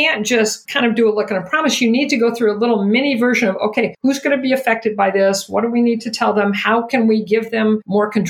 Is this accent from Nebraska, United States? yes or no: yes; Omaha, Nebraska, United States; I grew up in Omaha